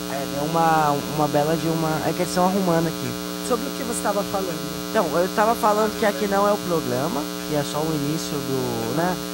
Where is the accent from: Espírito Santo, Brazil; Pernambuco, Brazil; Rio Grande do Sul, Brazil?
Rio Grande do Sul, Brazil; Ah, meu, sou lá do Rio Grande do Sul, né? Sou lá do Rio Grande do Sul. Sou lá do Rio Grande do Sul, ó.